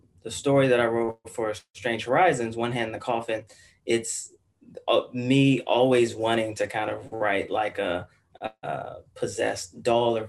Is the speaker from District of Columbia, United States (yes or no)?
yes; Washington, District of Columbia, United States; I grew up in Washington, D.C. I grew up in D.C., D.C. Some people say like the D.C. area, but I grew up in Southeast D.C.